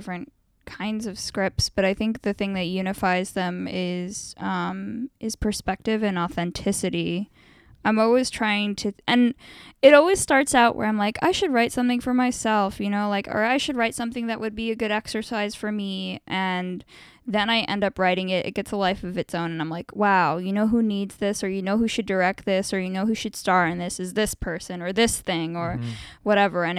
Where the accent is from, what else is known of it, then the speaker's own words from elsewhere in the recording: United States; also born or lived in Italy; I'm American